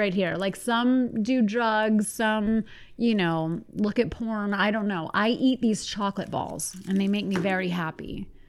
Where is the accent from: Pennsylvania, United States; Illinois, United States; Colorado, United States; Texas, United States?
Pennsylvania, United States; Pittsburgh; like from where I'm from Pittsburgh. And people say jag off.